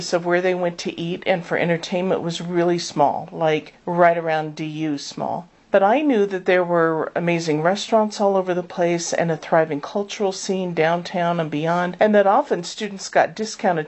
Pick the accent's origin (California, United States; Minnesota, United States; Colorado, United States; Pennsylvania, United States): Colorado, United States; Denver; I was born and raised in Denver